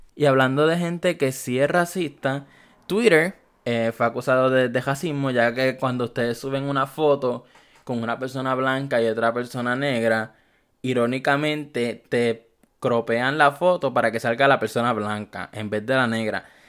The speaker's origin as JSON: {"language": "Spanish", "country": "Puerto Rico", "said": "Yo soy de Puerto Rico. So, aquí en Puerto Rico"}